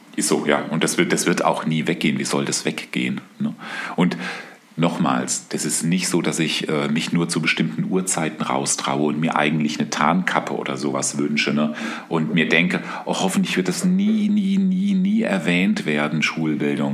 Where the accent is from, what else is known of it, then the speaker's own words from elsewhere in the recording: Aschaffenburg, Bavaria, Germany; Also ich weiß, dass ich als Jugendlicher in der Stadtbibliothek von Aschaffenburg war